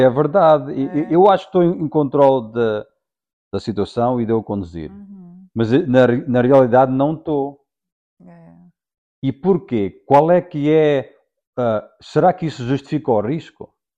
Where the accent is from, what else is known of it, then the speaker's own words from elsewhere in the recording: Portugal; sou português